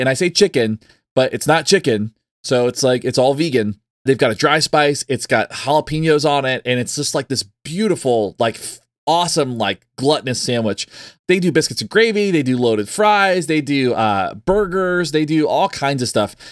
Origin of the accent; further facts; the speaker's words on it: the South, United States; also born or lived in Texas; growing up in the South